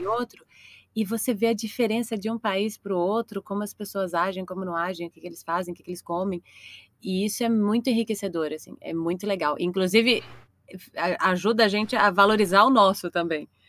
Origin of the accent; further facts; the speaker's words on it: Nova Juventina, Mato Grosso, Brazil; moved away as an adult; also born or lived in Belo Horizonte; now in São Paulo, Brazil; sou de Nova Juventina, no Mato Grosso, mas fui pra Belo Horizonte fazer a faculdade na U F M G